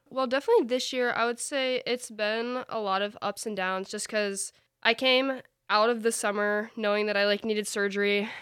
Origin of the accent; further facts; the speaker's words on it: DeWitt, Michigan, United States; I'm from DeWitt, Michigan.